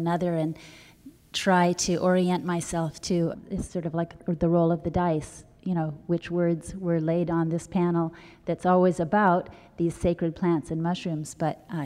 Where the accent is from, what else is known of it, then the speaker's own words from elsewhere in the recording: California, United States; I grew up in California in a wild place